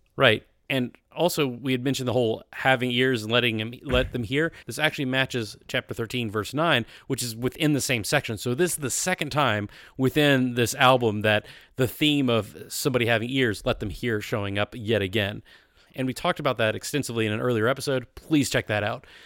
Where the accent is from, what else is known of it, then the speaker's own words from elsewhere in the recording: the South, United States; I grew up in the South